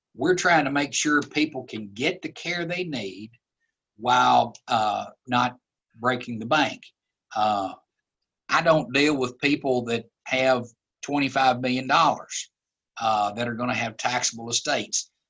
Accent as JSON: {"language": "English", "town": "Glasgow", "region": "Kentucky", "country": "United States", "tie": "born or raised there", "said": "I grew up in Glasgow"}